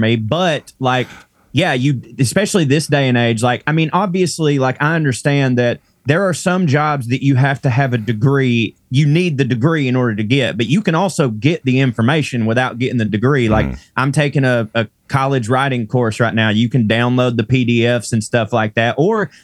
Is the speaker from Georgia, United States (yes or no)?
yes; Chickamauga, Georgia, United States; born or raised there